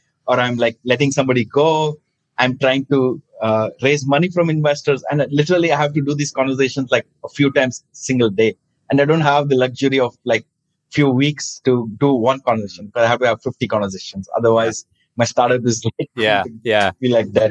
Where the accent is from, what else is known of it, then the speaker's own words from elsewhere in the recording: India; moved away as an adult; also born or lived in New York, United States; Growing up in India